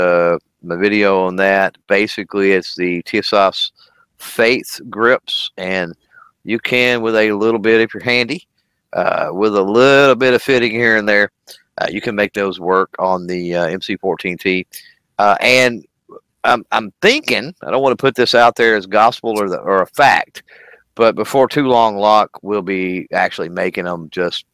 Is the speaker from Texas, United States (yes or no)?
yes; Texas, United States; So I'm from Texas. I'm from the South